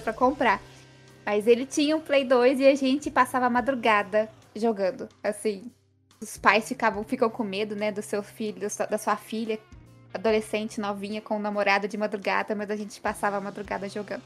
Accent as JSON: {"language": "Portuguese", "town": "Passos", "region": "Minas Gerais", "country": "Brazil", "accent": "mineiro", "moved": "as an adult", "lives_now": "Fortaleza, Brazil", "said": "Eu sou do interior de Minas, dá para ver pelo meu sotaque"}